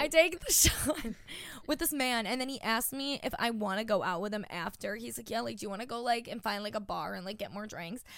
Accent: Long Island, New York, United States; now in New York City, United States; I'm from Long Island, New York

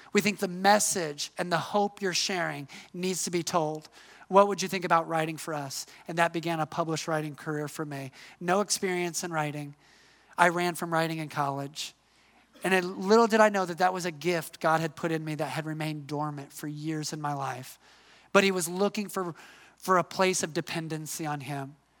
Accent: Midwest, United States; moved away as an adult; also born or lived in Atlanta, Georgia; I'm from the Midwest

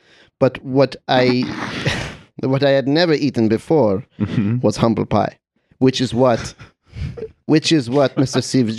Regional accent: Czechia; I'm from the Czech Republic, and we have some of the best sausages in the world.

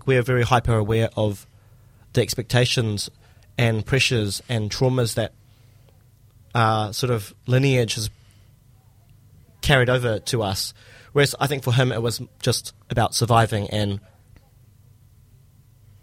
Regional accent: Christchurch, Canterbury, New Zealand; born and raised Christchurch

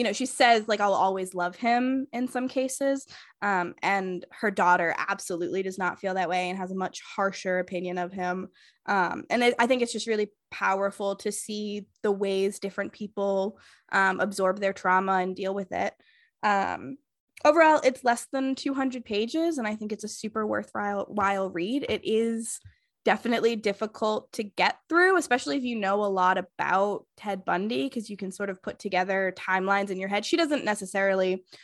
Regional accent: Massachusetts, United States; Mine is blank city, Massachusetts

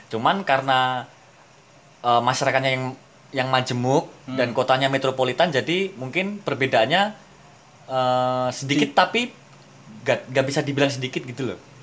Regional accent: East Java, Indonesia; kita orang Jawa Timur

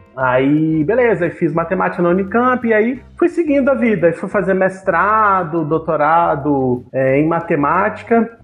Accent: Brasília, Federal District, Brazil; moved away as an adult; Eu sou de Brasília

